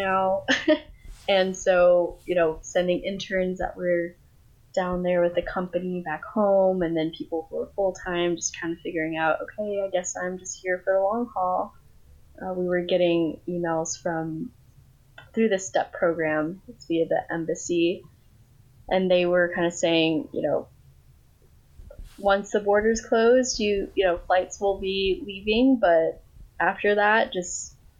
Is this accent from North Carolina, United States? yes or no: no; Colorado, United States; first language English; also born or lived in Thailand / Costa Rica; now in Wisconsin, United States; grew up in Colorado